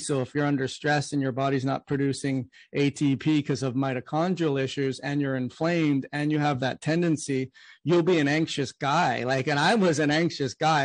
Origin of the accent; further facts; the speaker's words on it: Canada; now in United States; I'm from Canada and I moved to the US